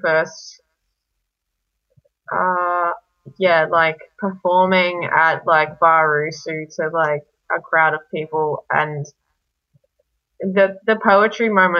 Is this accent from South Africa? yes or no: no; Brisbane, Queensland, Australia; also born or lived in Serbia; I'm Serbian and I was raised in Brisbane